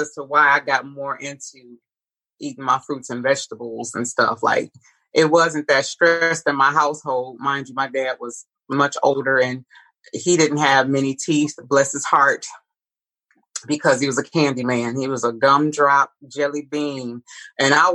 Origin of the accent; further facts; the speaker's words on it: Detroit, Michigan, United States; I'm a native Detroiter. I was born and raised in Detroit, Michigan